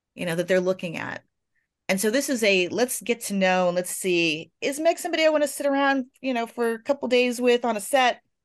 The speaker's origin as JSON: {"language": "English", "region": "Florida", "country": "United States", "tie": "born or raised there", "said": "I was born in Florida"}